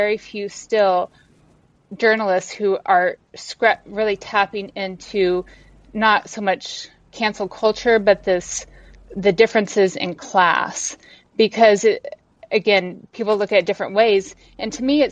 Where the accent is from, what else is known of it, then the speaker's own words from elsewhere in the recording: United States; also born or lived in Texas / New Mexico; now in Washington State, United States; I live in Washington State now, but I grew up in Texas and New Mexico